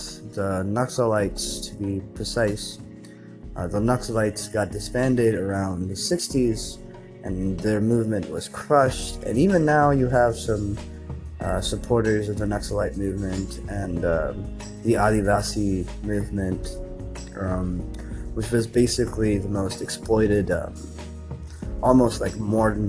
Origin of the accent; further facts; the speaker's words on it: Nepal; growing up around Maoists and the Maoist insurgency and like understanding what it meant to be quote unquote Maoist in Nepal.